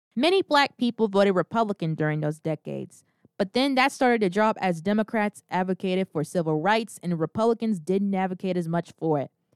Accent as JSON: {"language": "English", "country": "United States", "said": "As privileged as I am to be an American citizen, my ancestors were not immigrants"}